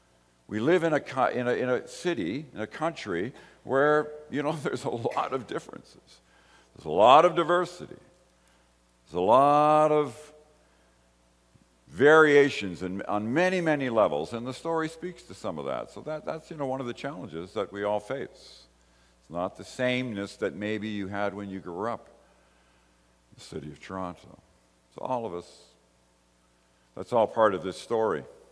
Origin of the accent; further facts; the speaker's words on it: Ireland; I came from Ireland. I was born in Ireland.